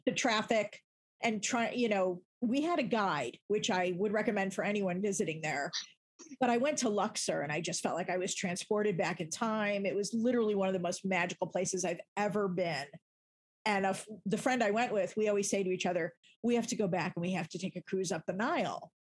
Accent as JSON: {"language": "English", "town": "Chicago", "region": "Illinois", "country": "United States", "tie": "born or raised there", "said": "I grew up in Chicago"}